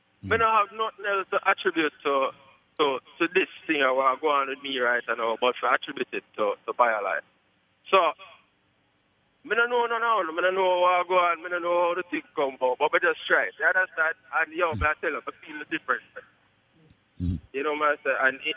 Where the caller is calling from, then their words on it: Poughkeepsie, New York, United States; You know, my car is from upstate New York.